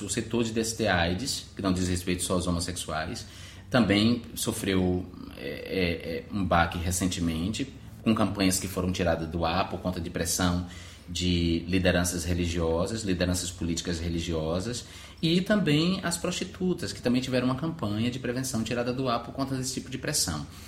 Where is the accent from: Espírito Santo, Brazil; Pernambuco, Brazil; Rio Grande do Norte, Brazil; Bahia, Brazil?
Bahia, Brazil; Alagoinhas; moved away as an adult; now in Rio de Janeiro, Brazil; eu sou um, um cara de Alagoinhas, de minha cidade natal, moro no Rio de Janeiro há nove anos